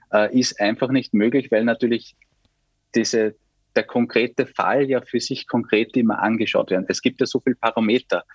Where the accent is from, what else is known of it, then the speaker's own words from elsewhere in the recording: St. Pölten, Lower Austria, Austria; bei uns in St. Pölten